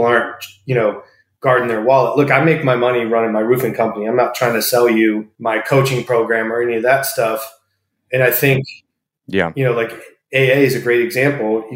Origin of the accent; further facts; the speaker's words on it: Tampa, Florida, United States; also born or lived in Buffalo, New York; Born and raised in Tampa.